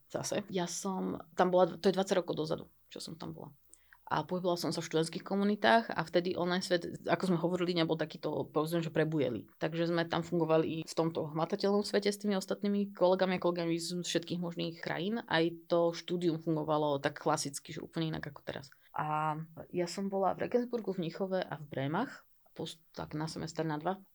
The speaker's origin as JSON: {"language": "Slovak", "town": "Bratislava", "region": "Bratislava Region", "country": "Slovakia", "said": "Ja som pôvodne z Bratislavy, ale teraz som sa odsťahol mimo Bratislavy. Ale teda odtiaľ ďaleko stále."}